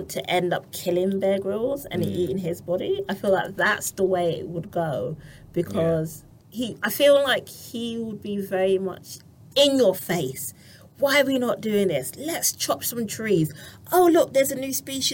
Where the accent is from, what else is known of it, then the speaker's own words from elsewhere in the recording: Barbados; I'm from Barbados.